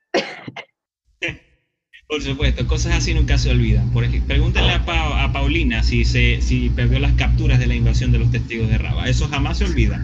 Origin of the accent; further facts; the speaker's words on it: Venezuela; nosotros los venezolanos